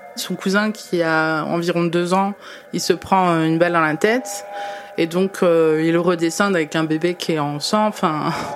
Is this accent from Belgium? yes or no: no; France; en France, en tant que franco-algérienne